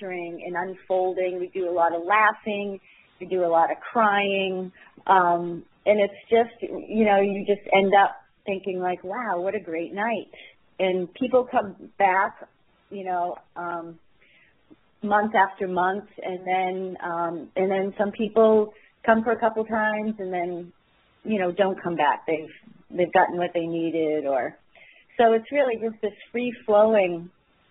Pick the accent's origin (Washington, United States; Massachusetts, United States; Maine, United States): Maine, United States; I'm from Maine